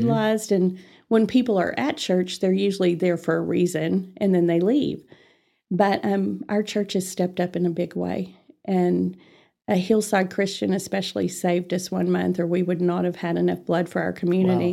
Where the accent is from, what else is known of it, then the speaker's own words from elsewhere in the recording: Amarillo, Texas, United States; I was born and raised in Amarillo, and, uh, I, without revealing my age, uh, I've been here all my life